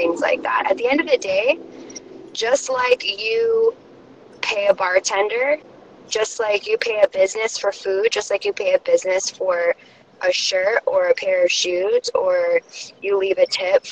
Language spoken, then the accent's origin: English; California, United States; I'm from California